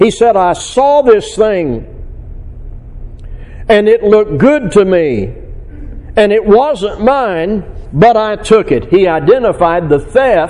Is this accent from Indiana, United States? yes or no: no; Fort Smith, Arkansas, United States; around Fort Smith, Arkansas, my hometown. But I fished all those places when I was a boy.